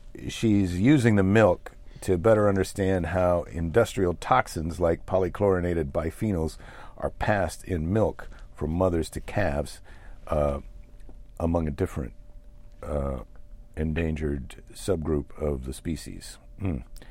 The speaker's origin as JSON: {"language": "English", "country": "United States", "said": "we're American entrepreneurs."}